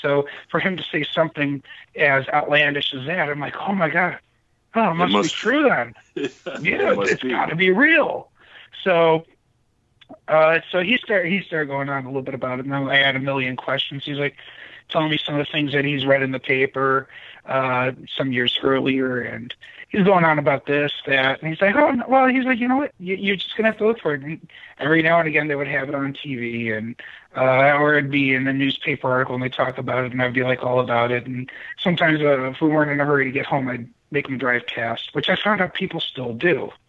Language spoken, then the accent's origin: English; Lorain County, Ohio, United States; I grew up in Lorain County